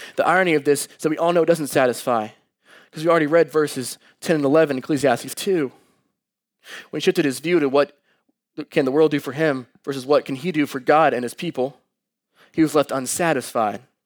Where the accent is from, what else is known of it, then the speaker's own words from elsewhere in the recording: Dallas, Texas, United States; moved away as an adult; also born or lived in Columbia, Missouri; I came from Dallas all the way up to Mizzou.